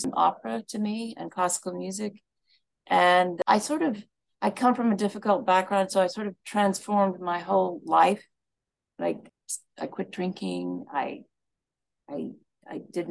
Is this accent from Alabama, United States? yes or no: yes; Birmingham, Alabama, United States; moved away; I'm from the South. I'm from Birmingham, Alabama